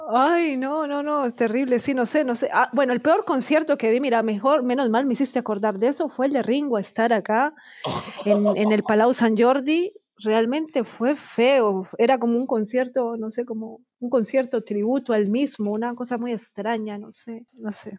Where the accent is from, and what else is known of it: Colombia